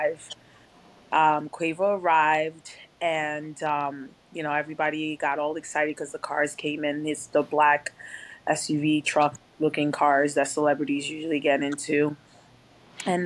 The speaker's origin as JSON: {"language": "English", "area": "Rockland County", "region": "New York", "country": "United States", "said": "I'm from Rockland County, which is about 45 minutes away from New York City"}